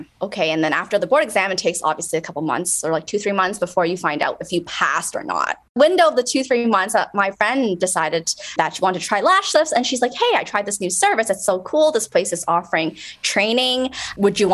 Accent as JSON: {"language": "English", "town": "Toronto", "region": "Ontario", "country": "Canada", "tie": "born or raised there", "said": "I grew up in Toronto, so I was born in Canada"}